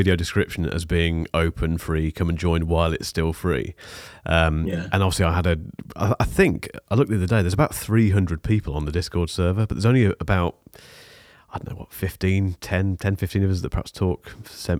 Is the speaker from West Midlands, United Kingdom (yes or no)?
yes; Leamington Spa, West Midlands, United Kingdom; If you say you're from Leamington, people say, where?